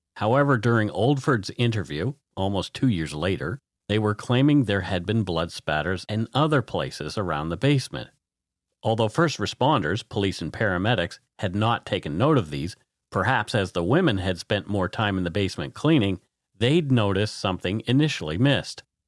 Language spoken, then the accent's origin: English; Bridgewater, Nova Scotia, Canada; moved away; I grew up in Lunenburg County.